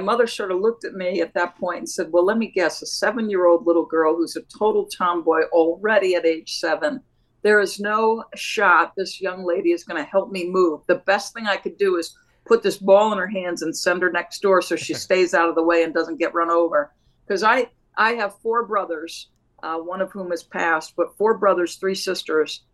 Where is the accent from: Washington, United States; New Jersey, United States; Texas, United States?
New Jersey, United States; also born or lived in New York; when I was 7 years old, we moved from New York to New Jersey. We happened to move right next door to a park.